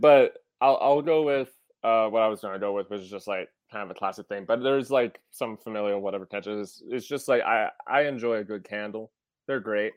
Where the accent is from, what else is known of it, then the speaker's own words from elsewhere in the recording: Wisconsin, United States; I'm from Wisconsin, which, as some may know, is a land that lights fireworks more than Minnesota